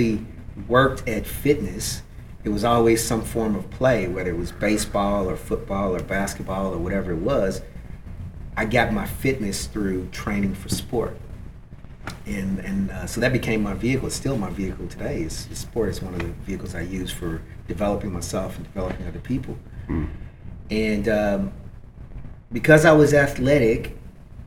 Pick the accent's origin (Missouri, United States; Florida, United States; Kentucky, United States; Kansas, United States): Kentucky, United States; I come from Kentucky